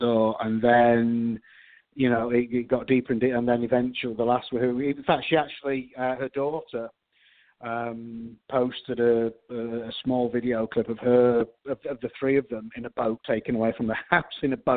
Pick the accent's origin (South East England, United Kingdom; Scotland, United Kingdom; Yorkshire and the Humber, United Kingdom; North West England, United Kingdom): Yorkshire and the Humber, United Kingdom; moved away as an adult; now in Houston, United States; I'm a Yorkshireman, but I'm calling in from Houston, Texas